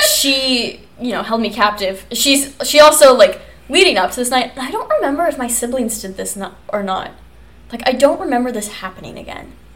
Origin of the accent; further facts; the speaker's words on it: Kansas, United States; I'm from Kansas